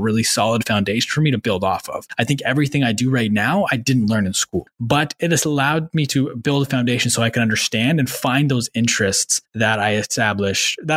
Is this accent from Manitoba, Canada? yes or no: yes; Manitoba, Canada; also born or lived in Ottawa; I grew up in Manitoba. I lived in Ottawa until I was 9, moved to Manitoba after that, did my high schooling there and middle school.